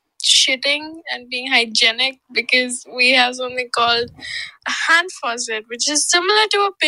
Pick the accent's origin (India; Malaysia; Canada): India; I'm from India.